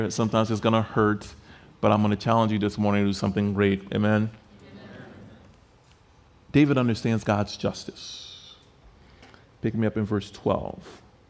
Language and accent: English; Liberia; I got a phone call from the country that I grew up in. I grew up in Liberia, West Africa.